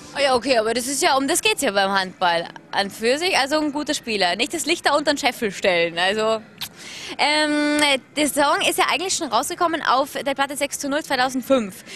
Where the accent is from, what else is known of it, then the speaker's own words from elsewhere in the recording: Austria; als Österreicherin